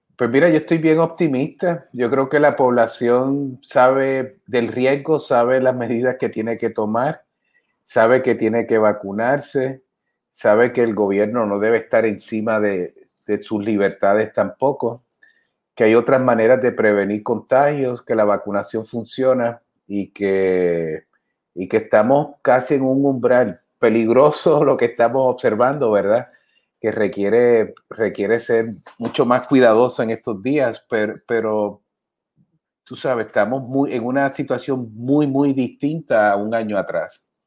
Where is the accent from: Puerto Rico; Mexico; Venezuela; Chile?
Puerto Rico; Adjuntas; yo crecí en Anjuntas con mis papás